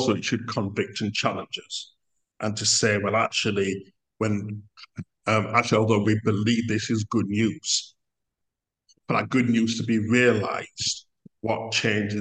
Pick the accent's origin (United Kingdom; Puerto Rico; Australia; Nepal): United Kingdom; we as in British people, includes myself